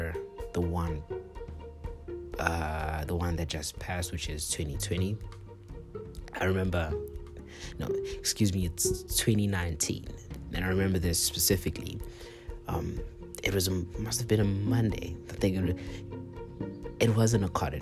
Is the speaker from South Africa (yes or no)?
yes; South Africa; we as South Africans